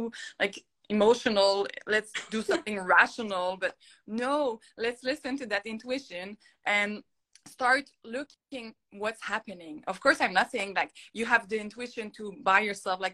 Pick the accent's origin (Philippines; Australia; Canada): Canada; Montreal, Quebec; first language French; English is a second language; my first language is French. Like you maybe can hear my little accent. I am from Montreal